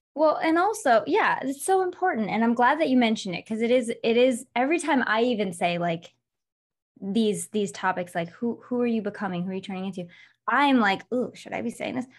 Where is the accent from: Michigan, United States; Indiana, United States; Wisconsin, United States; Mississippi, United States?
Michigan, United States; also born or lived in Los Angeles; now in Las Vegas, United States; I'm from Michigan, but lived in L A for twelve years